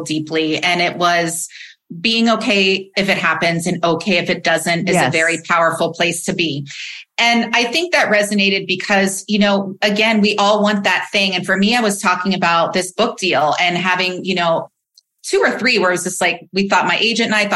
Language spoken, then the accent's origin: English; Midwest, United States; I was raised in the Midwest